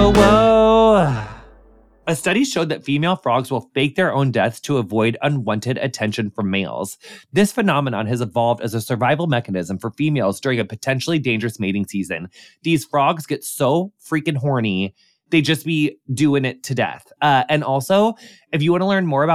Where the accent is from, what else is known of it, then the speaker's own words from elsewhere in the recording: Texas, United States; my home state of Texas